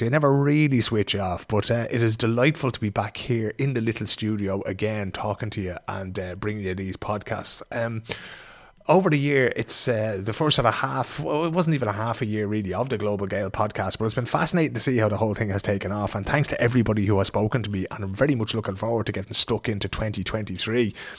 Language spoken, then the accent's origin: English; Ireland; now in Sweden; drinking is very much a part of who we are as Irish people